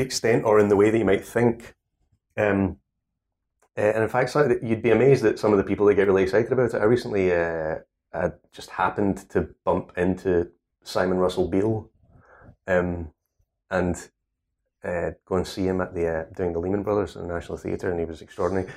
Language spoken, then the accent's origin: English; Scotland, United Kingdom; accent: Scottish; I'm Scottish.